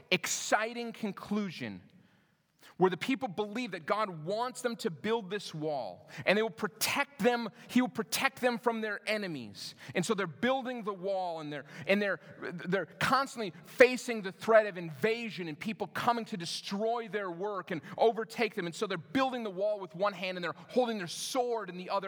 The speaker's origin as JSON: {"language": "English", "region": "Minnesota", "country": "United States", "tie": "born or raised there", "also_born_or_lived": "Denver", "moved": "as an adult", "said": "I moved to Denver from where I grew up in Minnesota"}